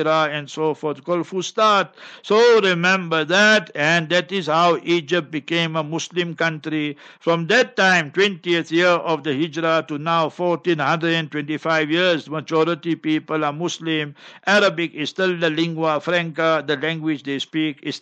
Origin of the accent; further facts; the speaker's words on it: South Africa; I'm from South Africa